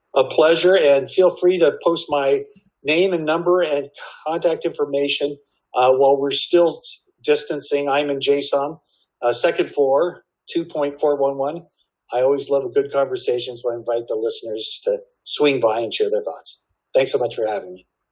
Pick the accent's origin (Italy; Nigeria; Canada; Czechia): Canada; now in Texas, United States; I'm originally from Canada